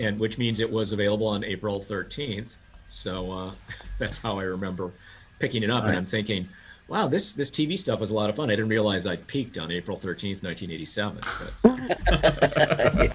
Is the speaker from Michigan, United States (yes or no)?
no; Wisconsin, United States; growing up in Wisconsin, where there was a lot of beer